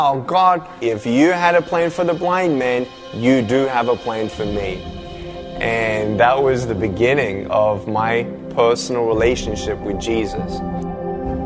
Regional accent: Melbourne, Victoria, Australia; I was born in Melbourne, Australia, 1982

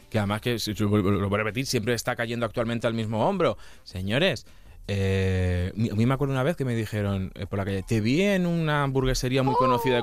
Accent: Castilla-La Mancha, Spain; yo vengo de Castilla-La Mancha, y yo he vivido en una familia matriarcal toda la vida.

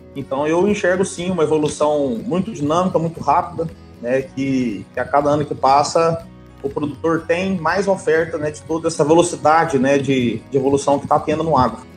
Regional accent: Três Pontas, Minas Gerais, Brazil; also born or lived in Formosa, Goiás; eu sou mineiro, né, sou aqui de Três Pontas, no sul de Minas

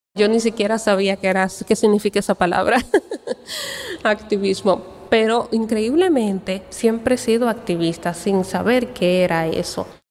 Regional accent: Dominican Republic; legalmente no somos dominicanos en la misma categoría o nivel que todos los demás dominicanos

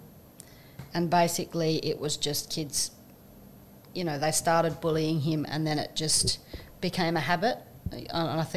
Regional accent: Tumby Bay, South Australia, Australia; I come from Tumby Bay on the Eyre Peninsula.

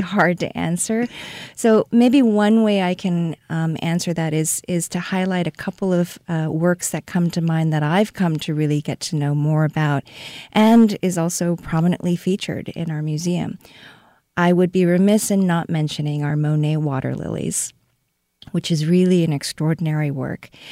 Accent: Seoul, South Korea; moved away as an adult; also born or lived in Connecticut, United States; now in St. Louis, United States; I was born and raised in Seoul, South Korea. I came initially to the United States to study art history.

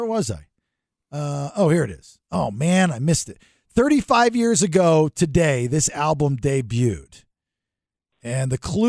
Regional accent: Compton, California, United States; but I grew up in Compton.

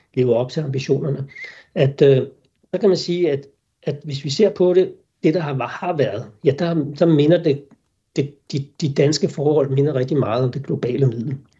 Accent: Denmark; vi sikkert som danskere

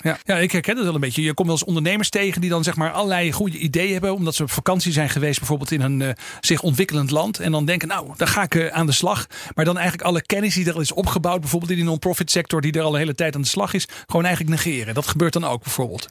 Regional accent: Netherlands; we al gauw als Nederlanders

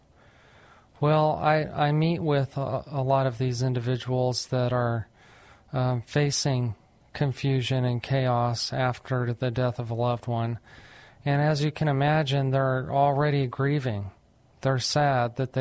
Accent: New Mexico, United States; moved away as an adult; now in San Antonio, United States; I'm actually from New Mexico, but I came to San Antonio, Texas to go to St. Mary's Law School

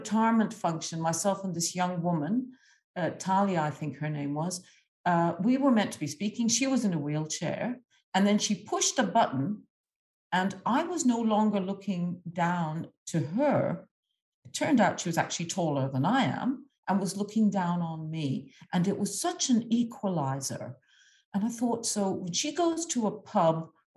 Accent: Egypt; moved away; I grew up in a lower-income country, I grew up in Egypt

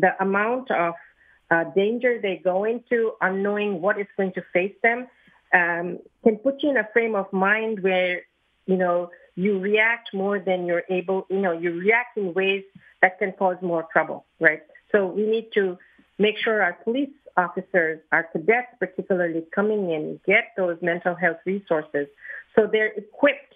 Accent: Philadelphia, Pennsylvania, United States; I'm from the Northwest

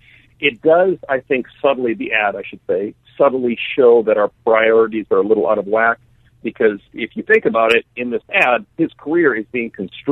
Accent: Canada; now in United States; I'm Canadian originally. I've been in the States for like a long time though

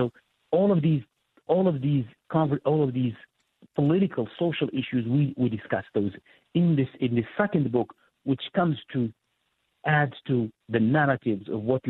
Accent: southern Morocco, Morocco; now in United States; I'm as a Muslim from southern Morocco, my parents and generations of my grandparents and my great-grandparents lived with Jews in the desert.

